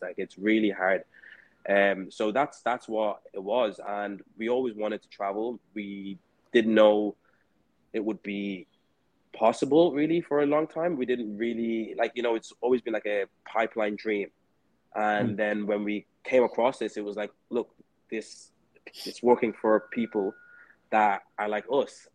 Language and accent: English; Dublin, Leinster, Ireland; moved away; also born or lived in Vietnam; I'm from Ireland. I'm from Dublin, Ireland.